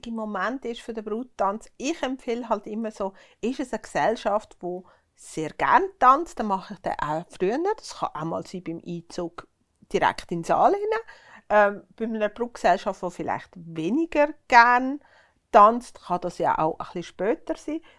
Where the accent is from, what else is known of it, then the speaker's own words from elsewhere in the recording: Uri, Switzerland; ich bin im Kanton Uri aufgewachsen, da hat es einfach dazu gehört, dass man einen Tanzkurs macht.